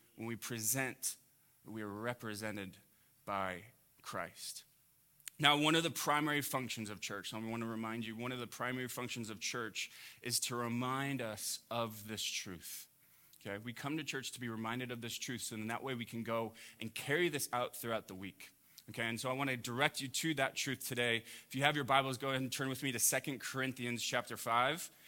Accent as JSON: {"language": "English", "town": "Huntington Beach", "region": "California", "country": "United States", "tie": "born or raised there", "said": "growing up in Orange County, I grew up in Huntington Beach"}